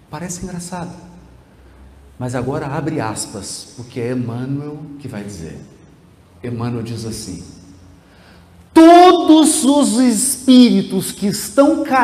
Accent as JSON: {"language": "Portuguese", "town": "Piracicaba", "region": "São Paulo", "country": "Brazil", "tie": "born there", "said": "Eu nasci em Piracicaba e vou ficar em Piracicaba até o final do universo."}